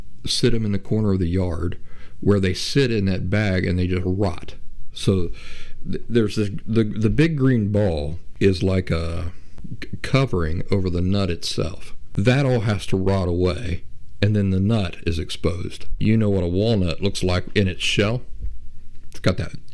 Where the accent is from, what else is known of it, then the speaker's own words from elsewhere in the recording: Appalachia, United States; growing up in Appalachia